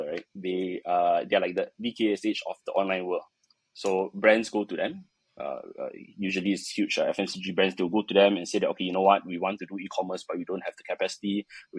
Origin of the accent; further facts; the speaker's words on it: Malaysia; I'm a Malaysian